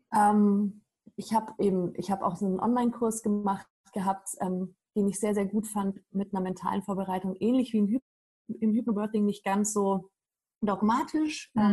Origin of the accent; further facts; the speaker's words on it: Germany; bei uns in Deutschland